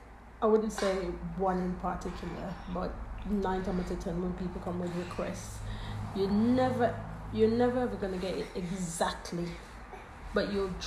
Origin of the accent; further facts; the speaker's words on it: Jamaica; now in United Kingdom; when I was growing up in Jamaica